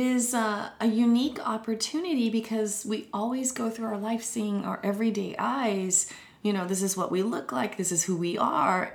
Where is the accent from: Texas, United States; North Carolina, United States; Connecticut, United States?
North Carolina, United States; Winston-Salem; my hometown of Winston-Salem and Greensboro, the Piedmont Triad